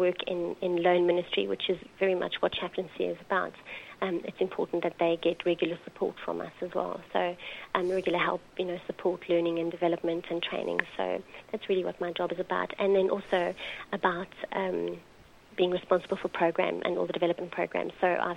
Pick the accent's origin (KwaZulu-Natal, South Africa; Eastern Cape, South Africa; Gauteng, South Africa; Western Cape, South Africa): Gauteng, South Africa; Johannesburg; moved away as an adult; now in United Kingdom; I grew up in South Africa, in Johannesburg